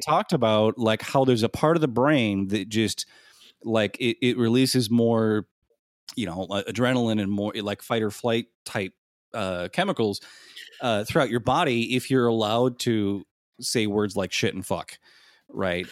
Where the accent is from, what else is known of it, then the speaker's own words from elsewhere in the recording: Midwest, United States; I'm from the Midwest